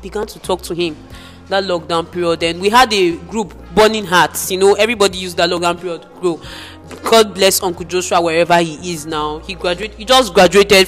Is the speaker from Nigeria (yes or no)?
yes; Port Harcourt, Rivers State, Nigeria; moved away; also born or lived in Abia; we grew up in Port Harcourt, always going to church